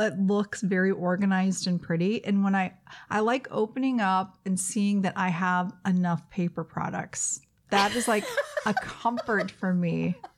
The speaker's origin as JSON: {"language": "English", "region": "the South", "country": "United States", "tie": "born or raised there", "moved": "yes", "said": "I grew up in the South, and we do dressing in the South in the pan"}